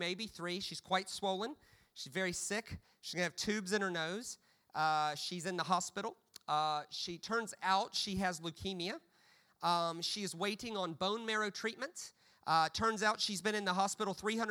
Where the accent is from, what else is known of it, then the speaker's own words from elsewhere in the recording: United States; as an American